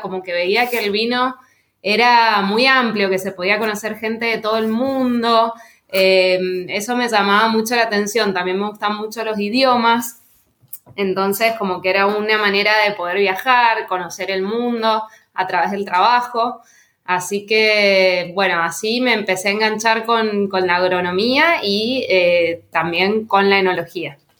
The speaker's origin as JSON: {"language": "Spanish", "region": "Mendoza", "country": "Argentina", "tie": "born or raised there", "said": "yo soy de Mendoza. Mendoza, como vos bien sabrás, es la provincia que más viñedos tiene plantados y más bodegas tiene de acá de Argentina. Así que bueno, cerca de mi casa habían viñedos por todos lados y bodegas."}